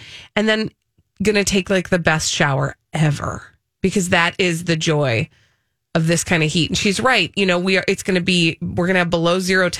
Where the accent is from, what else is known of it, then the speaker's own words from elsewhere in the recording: Minnesota, United States; I'm from Minnesota.